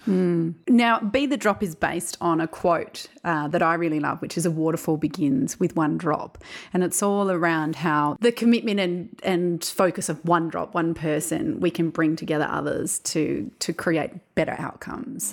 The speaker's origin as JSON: {"language": "English", "region": "South Australia", "country": "Australia", "tie": "born or raised there", "said": "as a South Australian, I was born here in South Australia"}